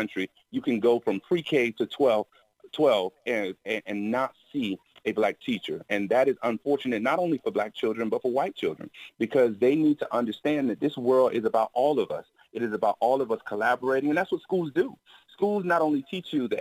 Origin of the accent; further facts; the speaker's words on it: Miami, Florida, United States; growing up in Miami, the weather was great